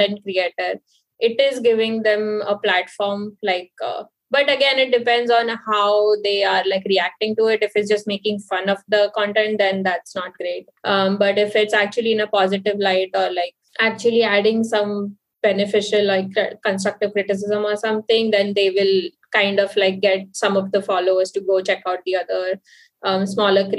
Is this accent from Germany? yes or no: no; India; moved away